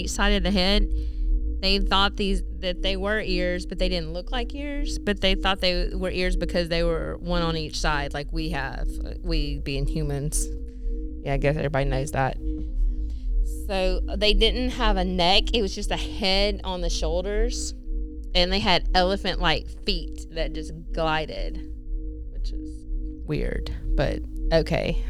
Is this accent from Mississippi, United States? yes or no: yes; Mississippi, United States; accent: Mississippi; my Mississippi accent